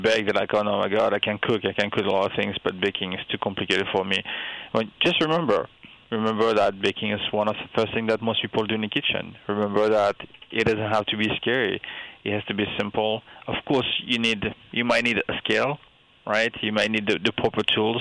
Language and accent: English; France; moved away as an adult; now in United States; I grew up in France. I grew up with learning French culture, and I only moved in the U.S. When I was 28, almost 30 years old.